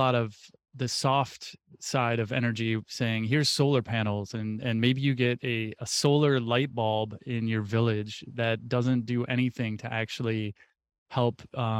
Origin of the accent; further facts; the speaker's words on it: United States; I'm very, very hopeful as an American